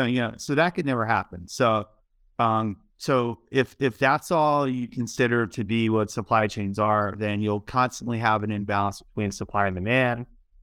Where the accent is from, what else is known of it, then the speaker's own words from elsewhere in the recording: Baltimore, Maryland, United States; Like I mentioned, I grew up in Baltimore, and you know, I lived there for a long time and just a part of that urban, you know, play.